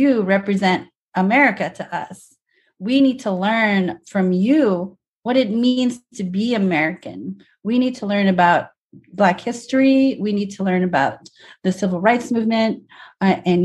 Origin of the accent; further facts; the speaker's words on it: Indonesia; now in United States; I'm from Indonesia